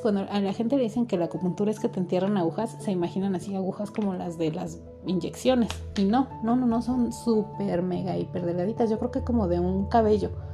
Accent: Mexico; yo soy mexicana

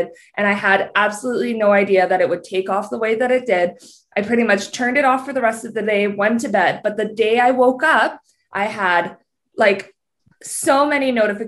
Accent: Canada; I'm Canadian

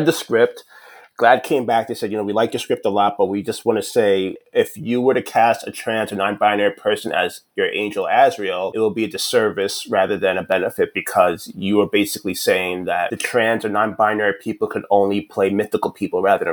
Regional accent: New York City, New York, United States; I'm from New York City

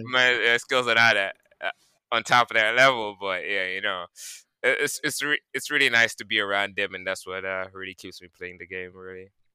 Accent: Georgetown, Guyana; now in New York City, United States; I'm from Guyana originally, uh, Georgetown. You know, uh, that's the capital, okay. and uh, I live currently in New York City.

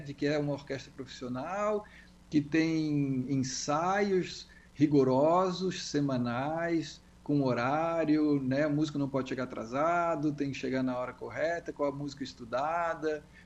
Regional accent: Florianópolis, Santa Catarina, Brazil; eu sou de Florianópolis

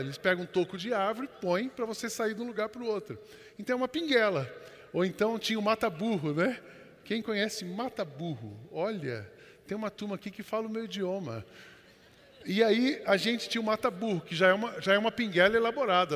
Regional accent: São José dos Campos, São Paulo, Brazil; Eu fui criado em São José dos Campos e os meus pais são da roça

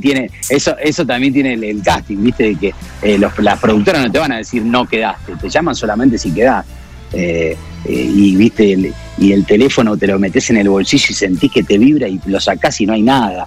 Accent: Rosario, Santa Fe, Argentina; accent: Rosarino; moved away; nosotros no las comemos las S, nosotros las aspiramos, los rosadinos

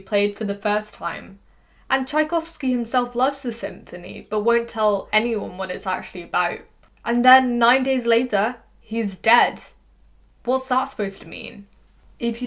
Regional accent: England, United Kingdom; accent: English; my English accent

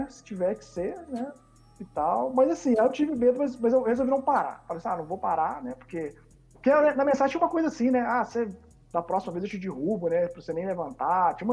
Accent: Rio de Janeiro, Brazil; accent: carioca; eu tinha um sotaque muito carioca, né?

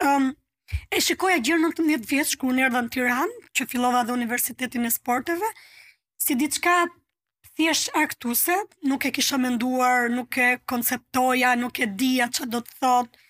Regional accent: Durrës, Durrës County, Albania; also born or lived in Dibër; unë jam rritur në Durrës si jam origjinë nga Dibra

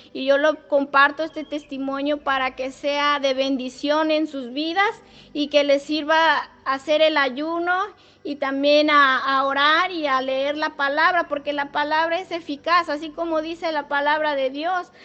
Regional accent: Matlapa, San Luis Potosí, Mexico; soy de Nexcuayo, Matlapa

